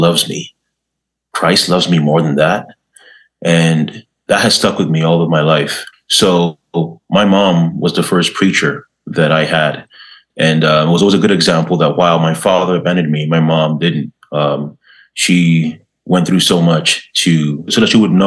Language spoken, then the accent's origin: English; Ghana; now in Canada; I was born in Ghana, West Africa